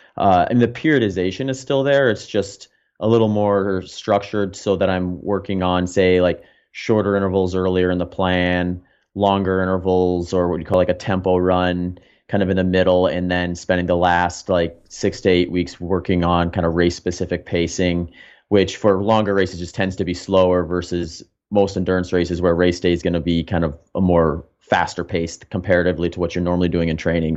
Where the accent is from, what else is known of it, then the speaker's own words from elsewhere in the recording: Wisconsin, United States; moved away as an adult; also born or lived in Phoenix; now in Austin, United States; I grew up in the Midwest. I spent a couple decades in, in Wisconsin